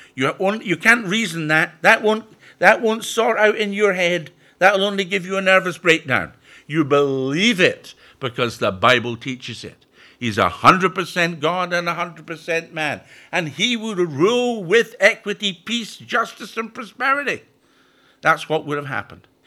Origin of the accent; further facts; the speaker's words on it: Scotland, United Kingdom; also born or lived in Perthshire, Scotland; now in York, United Kingdom; I'm originally from Scotland, but my home has been in York since nineteen sixty-nine.